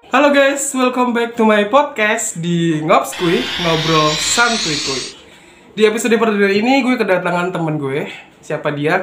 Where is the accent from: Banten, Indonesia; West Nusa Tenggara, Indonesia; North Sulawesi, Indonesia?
North Sulawesi, Indonesia; Manado; Aku asal dari Manado